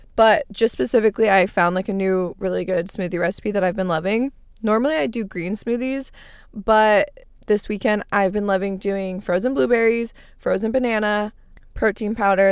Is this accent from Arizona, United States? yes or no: yes; Arizona, United States; moved away; I grew up in Arizona. I lived there my entire life